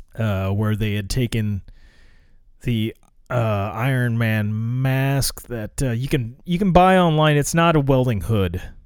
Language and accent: English; United States; I live in America